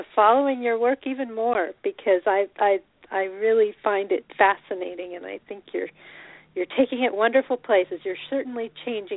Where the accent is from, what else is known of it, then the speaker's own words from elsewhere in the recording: Colorado, United States; moved away; also born or lived in Boulder, Colorado / Champaign, Illinois; I was born in Colorado